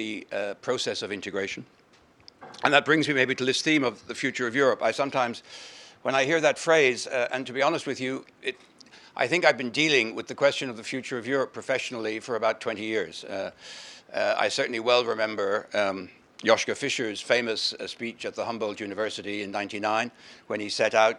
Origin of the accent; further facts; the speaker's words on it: Ireland; as an Irishman